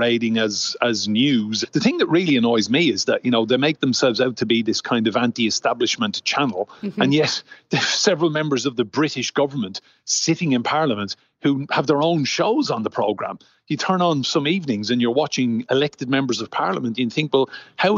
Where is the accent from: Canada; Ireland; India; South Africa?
Ireland; Enniscorthy, Leinster; now in London, United Kingdom; I started out on the Echo newspaper in Enniscorthy, my hometown, when I was 15